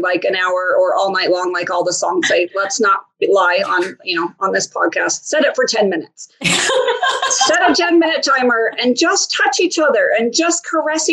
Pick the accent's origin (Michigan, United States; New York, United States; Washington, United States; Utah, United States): Utah, United States; I grew up in Utah